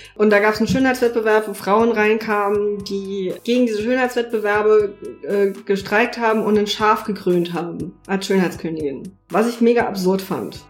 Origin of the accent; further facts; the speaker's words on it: Saarland, Germany; moved away as an adult; now in Berlin, Germany; ich bin gebürtige Saarländerin, lebe jetzt seit drei Jahren in Berlin